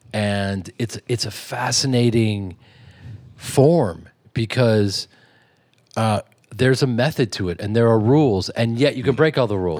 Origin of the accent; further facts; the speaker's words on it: Chicago, Illinois, United States; growing up in Chicago